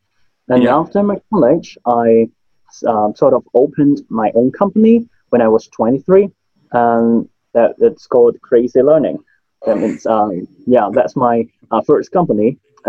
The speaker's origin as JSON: {"language": "English", "country": "Hong Kong", "first_language": "Cantonese", "second_language": "English", "said": "my mother language is Cantonese. We can speak Cantonese, Mandarin, and also English in Hong Kong."}